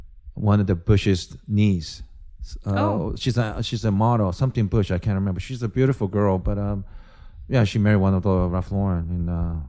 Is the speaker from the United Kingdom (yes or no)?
no; Japan; I think growing up in Japan, where even the food is presented in such a beautiful aesthetic ways